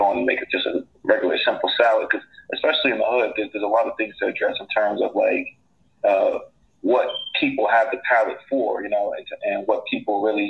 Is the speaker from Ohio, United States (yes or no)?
no; Newark, New Jersey, United States; Newark native. I grew up in the South Ward, graduated from University High School